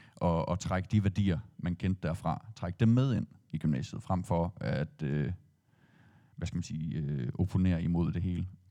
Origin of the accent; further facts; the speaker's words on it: Aarhus, Central Denmark Region, Denmark; jeg er jo ikke født og opvokset i Skanderborg, har ikke anden tilknytning til, det, til byen end det. Øhm, og være det som, som Aarhusianer